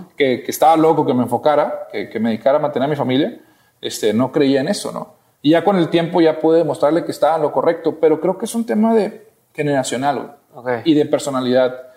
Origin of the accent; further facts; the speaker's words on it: Matamoros, Tamaulipas, Mexico; now in Monterrey, Mexico; yo soy de Matamoros, Tamaulipas, una ciudad fronteriza